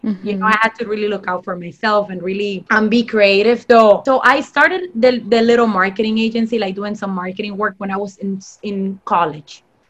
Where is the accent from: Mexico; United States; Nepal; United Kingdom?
Mexico; moved away; and even when I came from Mexico, you know, I went through like really, I would say sad times because life was basically flipped upside down with everything.